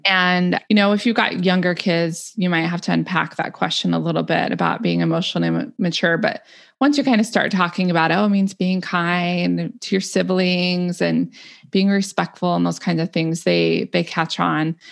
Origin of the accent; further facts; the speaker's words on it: the West, United States; also born or lived in Illinois; now in Oregon, United States; back to the mountains where we had grown up in the West